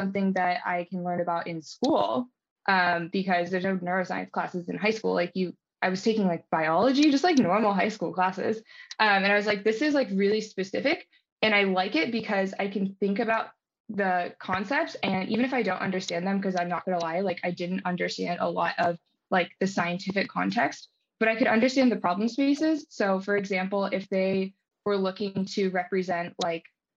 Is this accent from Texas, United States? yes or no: no; Baltimore, Maryland, United States; moved away as an adult; also born or lived in California; I'm from Baltimore, Maryland. I was, you know, very happy with growing up in that environment.